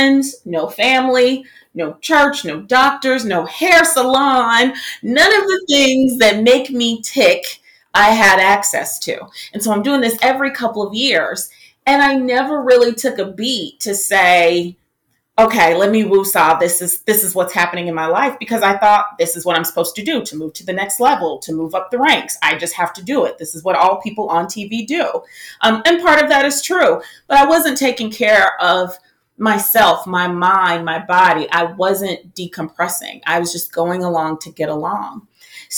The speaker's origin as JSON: {"language": "English", "town": "Marietta", "region": "Georgia", "country": "United States", "tie": "born or raised there", "also_born_or_lived": "Atlanta, Georgia", "moved": "as an adult", "said": "So I was born in Atlanta, raised in Marietta"}